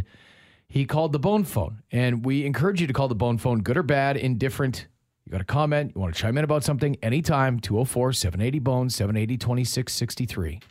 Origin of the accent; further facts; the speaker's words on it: Winnipeg, Manitoba, Canada; growing up in River Heights